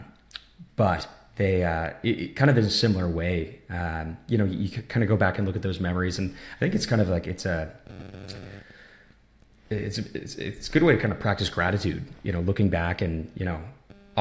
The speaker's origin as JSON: {"language": "English", "region": "small town on the East Coast of Canada", "country": "Canada", "tie": "born or raised there", "said": "growing up in Canada in a lot of ways, especially in a small town like where I'm from on the East Coast"}